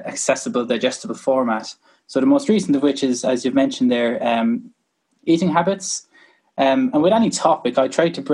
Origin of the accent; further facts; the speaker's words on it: Kilkenny, Leinster, Ireland; I'm from Kilkenny originally. I used to play hurling as any decent person from Kilkenny would